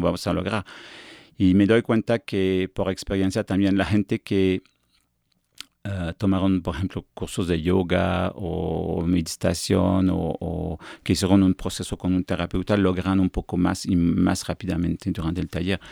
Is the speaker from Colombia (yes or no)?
no; Quebec, Canada; accent: afrancesado; Spanish is a second language; moved away as an adult; now in Mexico; soy de Quebec, la parte francesa de Canadá